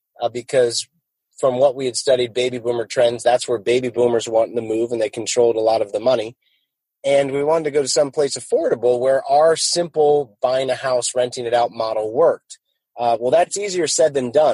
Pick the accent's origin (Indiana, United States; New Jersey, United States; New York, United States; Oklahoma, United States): New Jersey, United States; also born or lived in Bakersfield, California; now in Jacksonville, United States; I grew up in North Jersey, just a half hour from Wall Street.